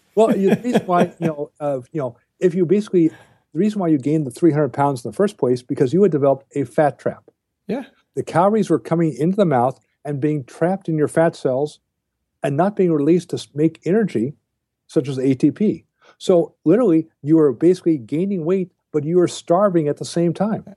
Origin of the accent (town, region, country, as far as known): United States